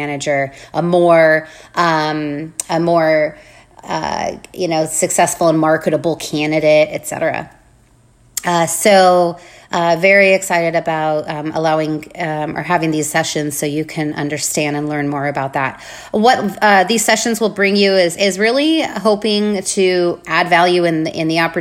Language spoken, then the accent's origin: English; Arvada, Colorado, United States; moved away as an adult; now in Charlotte, United States; I was born and raised in Arvada, Colorado